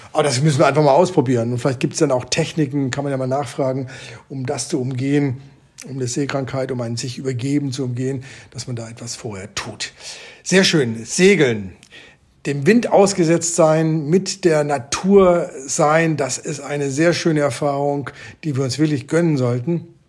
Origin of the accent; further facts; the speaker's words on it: Germany; moved away; Ich bin ein Kind des Bodensees